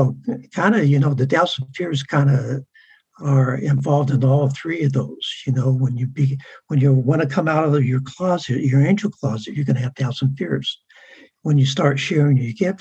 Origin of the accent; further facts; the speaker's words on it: San Diego, California, United States; I grew up in San Diego